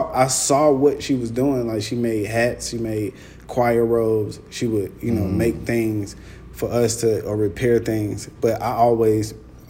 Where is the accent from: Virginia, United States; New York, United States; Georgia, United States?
Georgia, United States; Atlanta; Yeah, I'm from Atlanta. I'm from the west side of Atlanta. I grew up across the street from Morehouse.